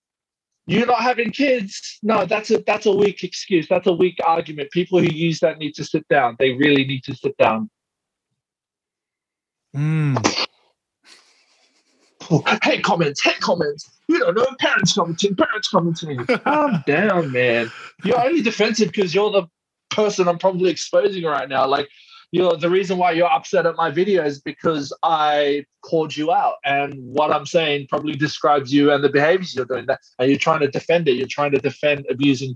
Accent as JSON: {"language": "English", "town": "Porirua", "region": "Wellington", "country": "New Zealand", "tie": "born or raised there", "moved": "yes", "lives_now": "Australia", "said": "when I went into my hometown in Porirua"}